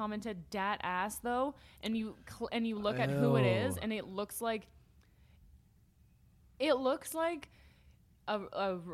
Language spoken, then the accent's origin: English; Canada; we're Canadian